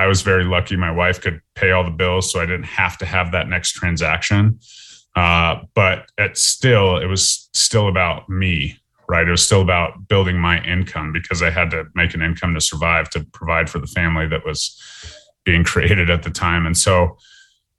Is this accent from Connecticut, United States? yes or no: no; Lakewood, Colorado, United States; also born or lived in Fort Collins, Colorado; I was born in Lakewood, Colorado. I lived in Lakewood, Colorado my whole life